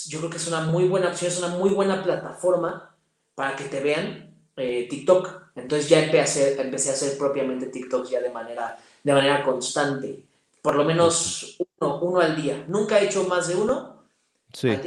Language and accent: Spanish; Toluca, State of Mexico, Mexico; tengo 28 años, soy de Toluca, Estado de México.